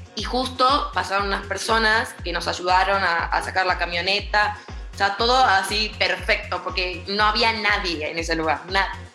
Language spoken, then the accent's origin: Spanish; Buenos Aires, Argentina; moved away as an adult; now in Mexico City, Mexico; Yo soy de Buenos Aires y vivo en México hace cuatro años